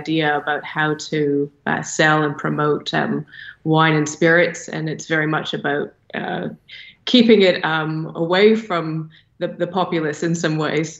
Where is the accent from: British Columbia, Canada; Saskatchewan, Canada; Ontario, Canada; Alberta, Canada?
Ontario, Canada; Toronto; accent: Toronto twang; now in Australia; I grew up in Toronto, so if I return there, my Toronto twang also comes back.